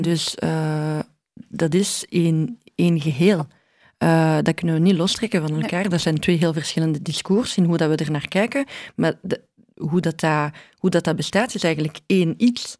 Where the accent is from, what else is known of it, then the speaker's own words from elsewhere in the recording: Brussels, Brussels-Capital Region, Belgium; ik ben Brusselse